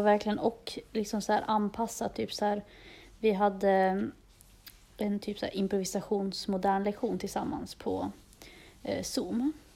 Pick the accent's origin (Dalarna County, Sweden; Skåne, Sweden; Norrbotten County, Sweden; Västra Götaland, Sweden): Dalarna County, Sweden; moved away as an adult; now in Stockholm, Sweden; Jag kom nyss tillbaka till Stockholm. Jag har varit hemma i Dalarna ett tag